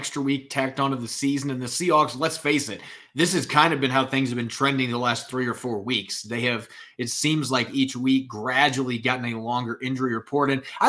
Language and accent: English; Indiana, United States; my home state of Indiana